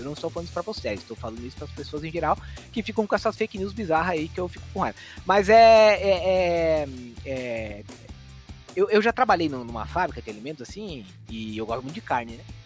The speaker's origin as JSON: {"language": "Portuguese", "region": "Santa Catarina", "country": "Brazil", "said": "Eu sou catarinense"}